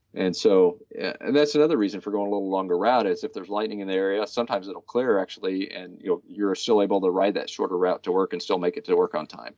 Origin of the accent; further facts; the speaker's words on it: Hutchinson, Kansas, United States; We rode all over town, uh, where I was raised in Hutchinson.